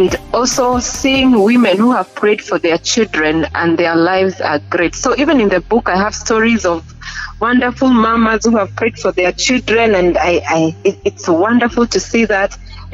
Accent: Kenya; now in Uganda; Yes, I'm a Kenyan.

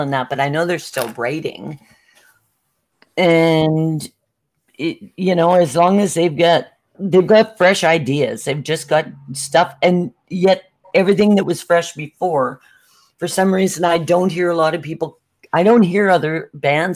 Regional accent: Saskatchewan, Canada; I'm from Saskatchewan

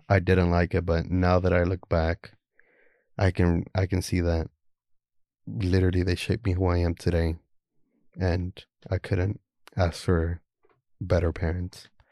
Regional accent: Houston, Texas, United States; also born or lived in Guatemala; I'm from Houston, Texas.

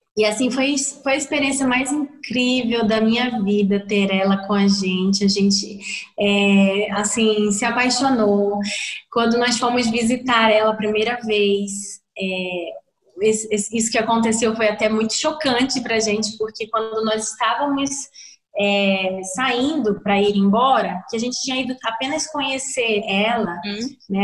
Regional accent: Amazonas, Brazil; now in Rio Grande do Sul, Brazil; nós somos é, brasileiros brasileiros do norte do Brasil, do Amazonas

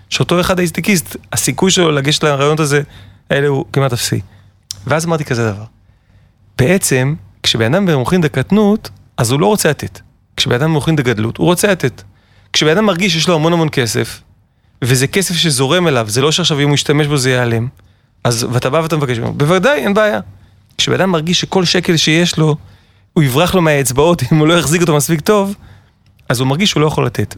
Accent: Herzliya, Tel Aviv District, Israel; אני בעצם גדלתי בתל אביב, בהרצליה פיתוח

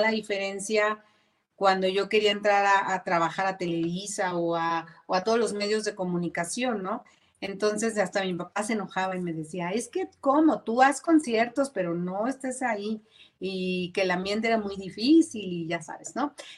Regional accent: Zapopan, Jalisco, Mexico

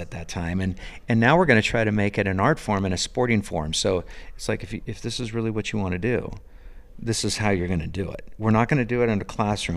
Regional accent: Sebastopol, California, United States; moved away as an adult; also born or lived in St. Helena, California; now in Belgrade, United States; growing up in Sebastopol, California

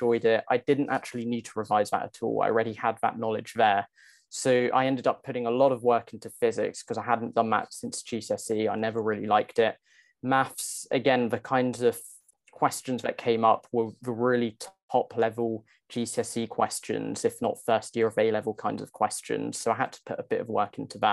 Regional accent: Essex, East of England, United Kingdom; moved away as an adult; now in London, United Kingdom; So I grew up in Essex, just outside of London

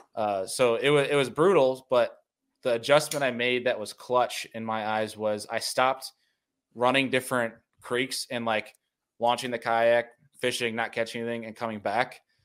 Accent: Rochester, New York, United States; moved away as an adult; also born or lived in Finger Lakes, New York; now in Buffalo, United States; I grew up in Rochester, New York

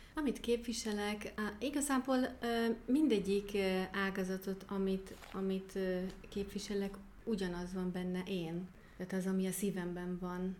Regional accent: near Stuttgart, Baden-Württemberg, Germany; Hungarian is a second language; also born or lived in Kakasd, Hungary / Decs, Hungary; now in Szekszárd, Hungary; Stuttgart mellett születtem, Németországban, Baden-Württembergben, és ott is nevelkedtem

